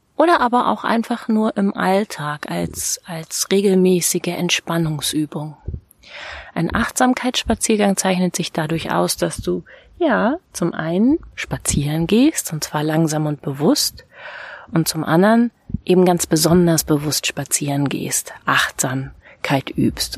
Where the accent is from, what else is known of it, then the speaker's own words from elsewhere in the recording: Südheide, Lower Saxony, Germany; in die Südheide. Das ist äh, die Gegend, in der ich aufgewachsen bin